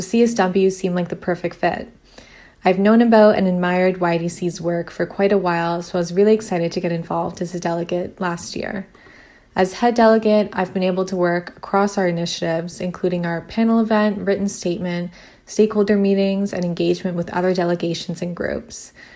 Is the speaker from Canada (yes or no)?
yes; Ottawa, Ontario, Canada; also born or lived in Kingston; previously did my undergrad in Ottawa, which is my hometown